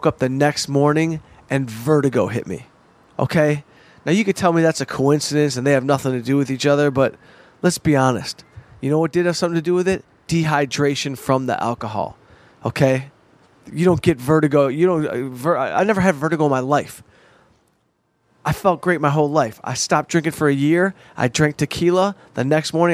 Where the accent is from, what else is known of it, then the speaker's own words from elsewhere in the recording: Detroit, Michigan, United States; I'm a Jew from Detroit